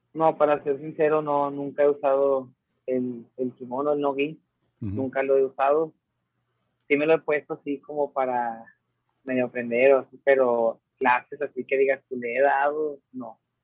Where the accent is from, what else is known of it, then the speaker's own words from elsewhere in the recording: Mexico; como todo mexicano